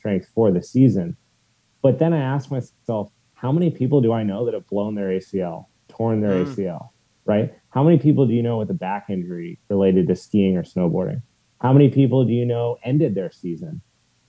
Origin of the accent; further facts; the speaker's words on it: Steamboat Springs, Colorado, United States; growing up in Steamboat Springs since I was 9